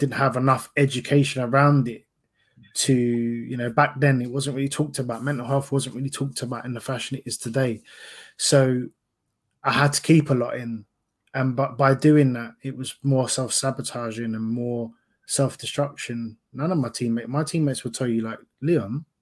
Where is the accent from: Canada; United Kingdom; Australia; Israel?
United Kingdom; London; I'm a kid from Fulton Heath, South London